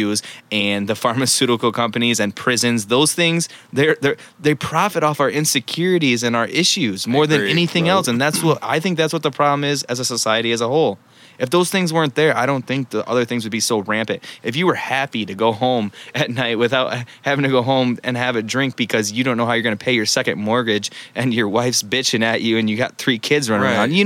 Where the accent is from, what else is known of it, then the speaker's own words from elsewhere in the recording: United States; I love being American